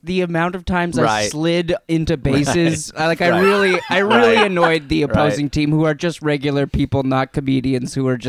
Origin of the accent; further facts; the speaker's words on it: Burnaby, British Columbia, Canada; I'm from Burnaby, which is just outside of just outside of Vancouver